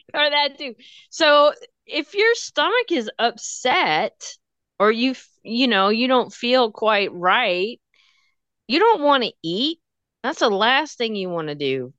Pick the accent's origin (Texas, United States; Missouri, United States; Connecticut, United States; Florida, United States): Texas, United States; I'm from Texas. We talk weird.